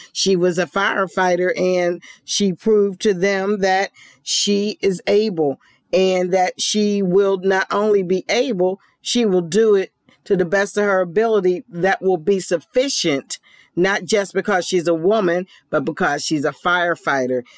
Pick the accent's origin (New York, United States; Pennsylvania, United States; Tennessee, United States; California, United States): Pennsylvania, United States; now in Georgia, United States; Philadelphia is in my hometown of Pennsylvania